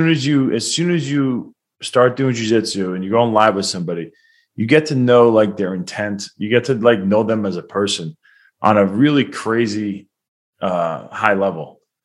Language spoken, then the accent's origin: English; Baldwin, New York, United States; born and raised in Long Island, New York, in a small town called Baldwin. Happens to be the same town that I'm from.